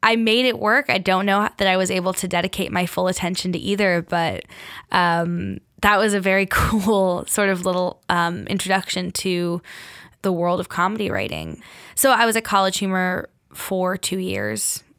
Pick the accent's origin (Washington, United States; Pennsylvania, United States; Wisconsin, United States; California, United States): California, United States; Bay Area; moved away as an adult; now in New York, United States; I grew up in California